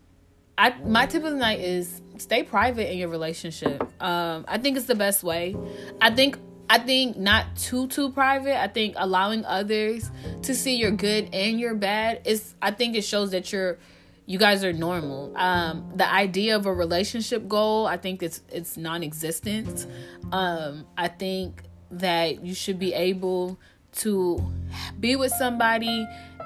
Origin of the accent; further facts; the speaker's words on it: Georgia, United States; moved away; also born or lived in Montgomery County, Maryland; I grew up in Maryland, but I was raised in Georgia